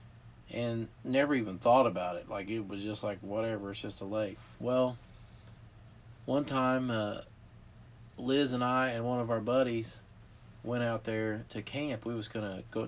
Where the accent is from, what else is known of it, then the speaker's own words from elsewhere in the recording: West Virginia, United States; I grew up in West Virginia